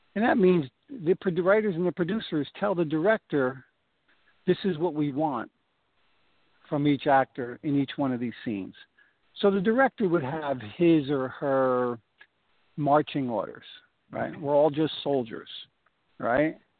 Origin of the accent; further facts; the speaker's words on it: Newark, New Jersey, United States; I grew up in Newark, New Jersey